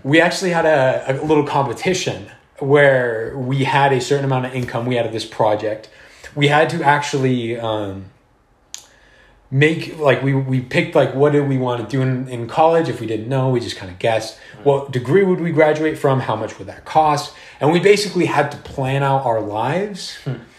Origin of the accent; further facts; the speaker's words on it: Southern California, United States; I'm from Southern California